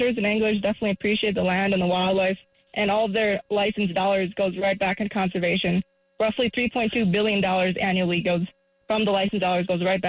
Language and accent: English; Midwest, United States; And I came from the Midwest, too